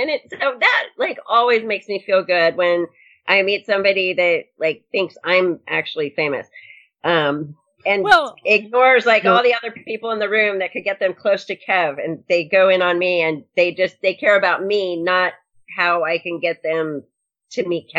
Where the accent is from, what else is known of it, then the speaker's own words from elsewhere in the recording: Olympia, Washington, United States; at the Olympia show, there was a guy that we had been talking back and forth, and we were going to meet for the first time. And that's my hometown.